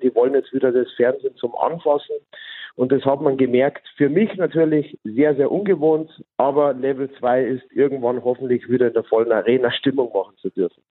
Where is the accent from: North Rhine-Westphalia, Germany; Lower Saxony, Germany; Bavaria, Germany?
Bavaria, Germany; ich als Bayer